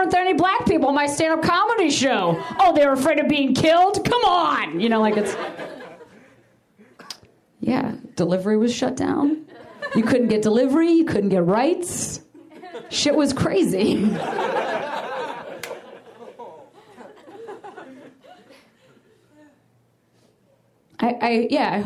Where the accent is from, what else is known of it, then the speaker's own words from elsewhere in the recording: Chicago, Illinois, United States; now in Los Angeles, United States; I'm from Chicago, and I love my city a lot